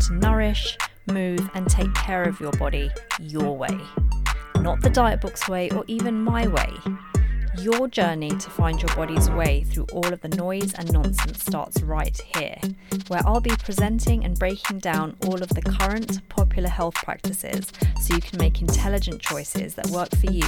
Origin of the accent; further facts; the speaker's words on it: London, United Kingdom; moved away; also born or lived in Dubai; I'm from London